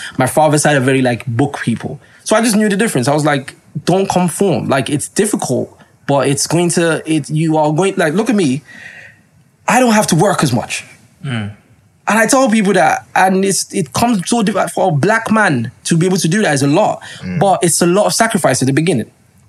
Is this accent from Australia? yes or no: no; Nigeria; Like, yeah, I'm a Nigerian man.